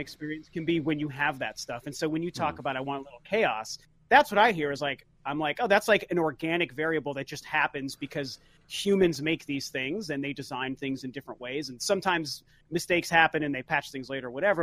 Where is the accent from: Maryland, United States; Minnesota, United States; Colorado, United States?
Colorado, United States; Denver; moved away; we're from Denver, so all of our friends are back in Denver